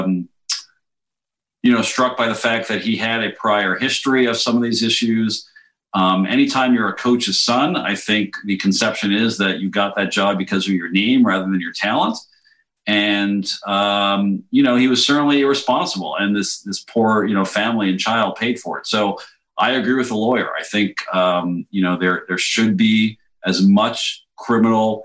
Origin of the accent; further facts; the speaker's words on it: Montreal, Quebec, Canada; moved away; I'm a dual citizen, but I grew up in Montreal.